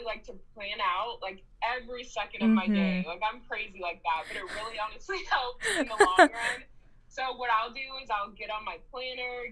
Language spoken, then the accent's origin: English; Chicago, Illinois, United States; moved away as an adult; now in Lincoln, United States; I'm from Chicago, Illinois, and I went to UNL.